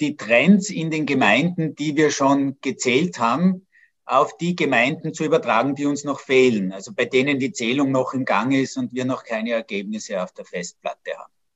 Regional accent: Innsbruck, Tyrol, Austria; moved away; Das ist ja auch meine Heimatstadt, in der ich 18 wunderbare Jugendjahre verbracht habe

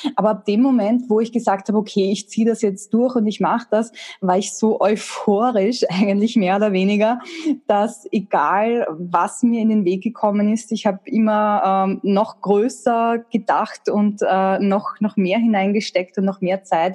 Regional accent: Austria; eine technische Ausbildung in der HTL. Das gibt's bei uns in Österreich.

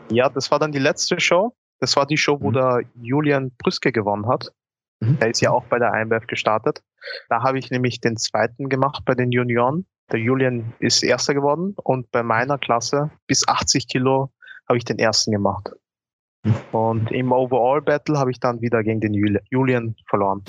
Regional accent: Austria; Ich komme aus Österreich aber meine Familie kommt eigentlich aus Ghana. Also ich bin hier in Österreich geboren worden

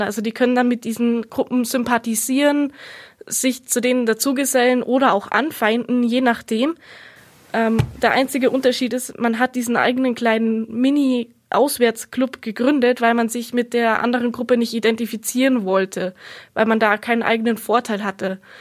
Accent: Munich, Bavaria, Germany; bei uns in München

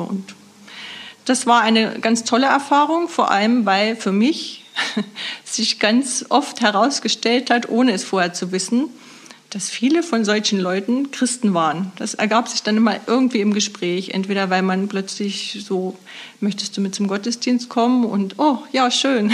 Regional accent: Nordhausen, Thuringia, Germany; ich komme aus Nordhausen und arbeite seit nunmehr 16 Jahren als Buchhalterin im Caritas Altenpflegezentrum in Nordhausen

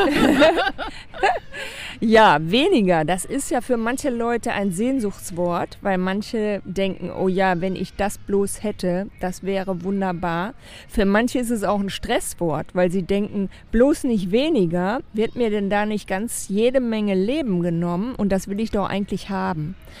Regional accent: Germany; als Deutscher sowieso

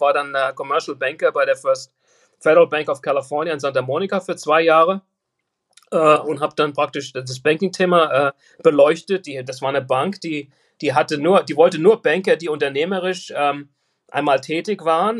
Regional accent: Frankfurt, Hesse, Germany; moved away as an adult; now in United States; Ich bin äh, ein, ein gebürtiger Frankfurter, 1964 geboren in Frankfurt. Bin dann 1996 ausgewandert nach Amerika

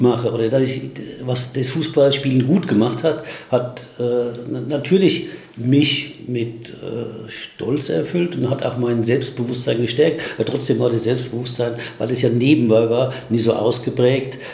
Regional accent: Aschaffenburg, Bavaria, Germany; in Aschaffenburg, wo ich aufgewachsen bin

